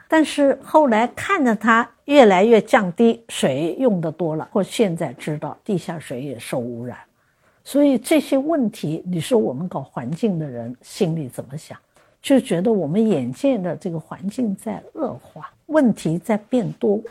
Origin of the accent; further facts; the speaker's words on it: China; 我们中国人